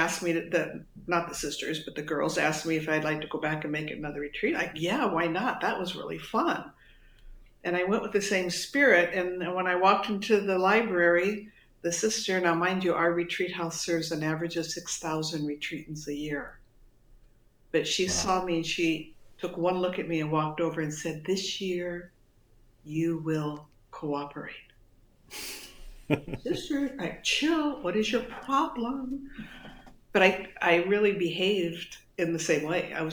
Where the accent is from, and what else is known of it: suburb of Los Angeles, California, United States; born or raised there; also born or lived in Detroit, Michigan